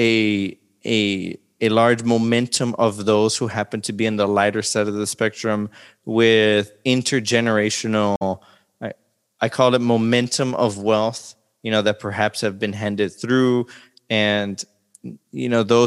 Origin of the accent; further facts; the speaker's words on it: Laredo, Texas, United States; I'm from Laredo and the population of Laredo is, you know, I think it fluctuates between 80 to 90% of, you know, Mexican descent